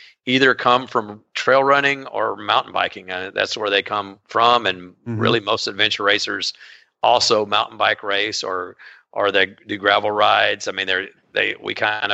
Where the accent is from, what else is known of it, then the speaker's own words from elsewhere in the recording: College Station, Texas, United States; I'm from College Station, Texas, Texas A&M.